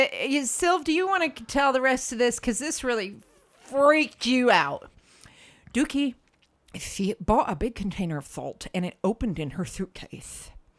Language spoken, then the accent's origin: English; United States; moved away; growing up in the States